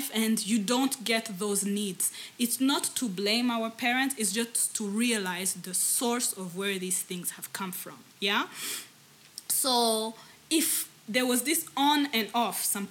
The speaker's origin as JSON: {"language": "English", "country": "Rwanda", "second_language": "English", "said": "as Rwandans"}